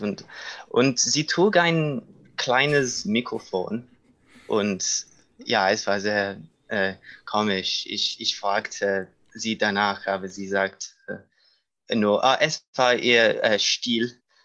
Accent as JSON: {"language": "German", "country": "United Kingdom", "also_born_or_lived": "London", "second_language": "German", "moved": "as an adult", "lives_now": "Munich, Germany", "said": "ich komme aus Großbritannien"}